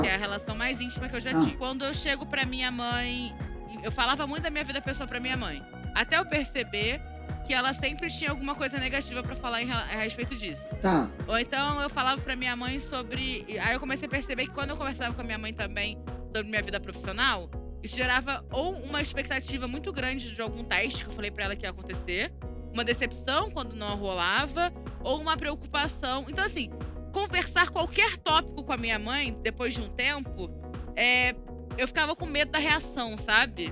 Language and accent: Portuguese; Rio de Janeiro, Brazil; minha cidade natal, Rio de Janeiro